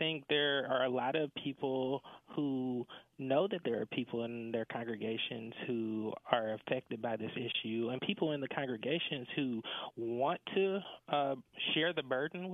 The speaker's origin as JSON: {"language": "English", "area": "right outside of Atlanta", "region": "Georgia", "country": "United States", "tie": "born or raised there", "said": "I was born and raised right outside of Atlanta, Georgia"}